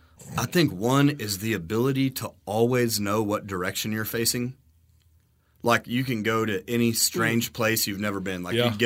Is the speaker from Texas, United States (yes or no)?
yes; Texas, United States; Where are you from? Oh, we're down in Garza County.